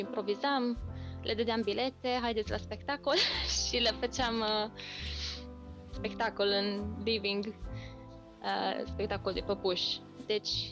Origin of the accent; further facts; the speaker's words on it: Romania; accent: Romanian; moved away as an adult; now in United Kingdom; accentul meu, românesc sau, mă rog, ce accent aveam